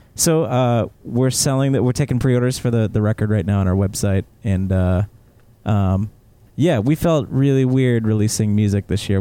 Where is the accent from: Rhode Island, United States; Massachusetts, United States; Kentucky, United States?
Massachusetts, United States; South Shore; growing up in the South Shore